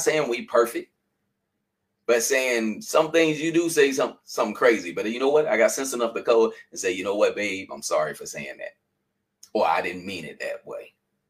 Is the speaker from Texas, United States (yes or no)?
no; North Carolina, United States; now in Philadelphia, United States; when I first came to Philadelphia, I really didn't like Philadelphia. Because people, I came from North Carolina, and people speak to people.